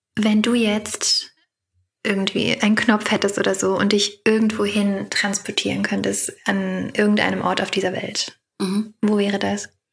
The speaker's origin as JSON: {"language": "German", "town": "Heilbronn", "region": "Baden-Württemberg", "country": "Germany", "moved": "yes", "lives_now": "Vienna, Austria", "said": "Ich komme auch ursprünglich aus Heilbronn. Ich bin nur nach Wien gezogen"}